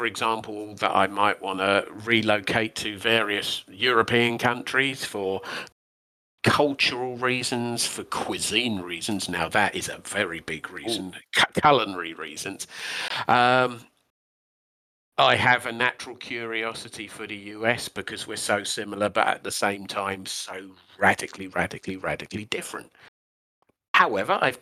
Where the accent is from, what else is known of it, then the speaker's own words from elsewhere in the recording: United Kingdom; as a Brit